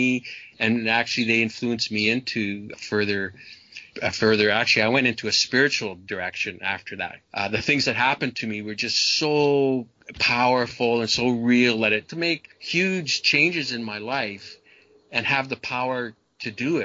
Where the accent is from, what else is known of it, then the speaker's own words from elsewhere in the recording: Canada; I was brought up in Canada